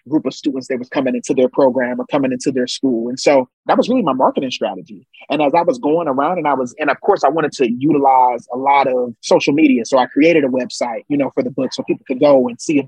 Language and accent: English; Ohio, United States; I'm from Ohio